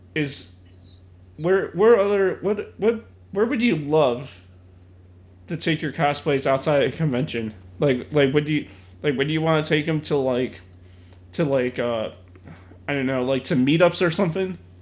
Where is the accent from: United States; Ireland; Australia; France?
United States; Chicago, Illinois; being a Chicagoan myself